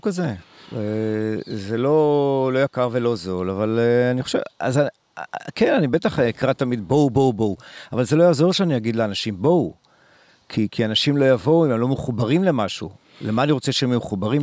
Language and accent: Hebrew; Israel; also born or lived in Kibbutz Dan; כילד בקיבוץ, כילד שהוא לא לומד בכיתה, לומד הכל בחוץ, אה, מסתובב המון בתוך חצר הקיבוץ